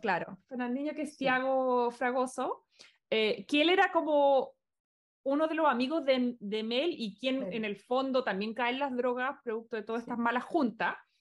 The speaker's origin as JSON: {"language": "Spanish", "country": "Chile", "moved": "yes", "lives_now": "Los Angeles, United States", "said": "por lo menos como chilenos, porque lamentablemente no es nuestra realidad"}